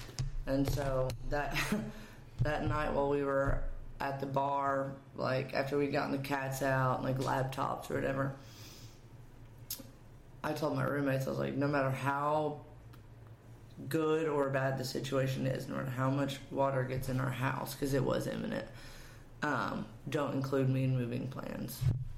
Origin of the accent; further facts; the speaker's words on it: East Tennessee, United States; moved away as an adult; also born or lived in Cookeville, Tennessee; now in Nashville, United States; Well, so I'm from East Tennessee.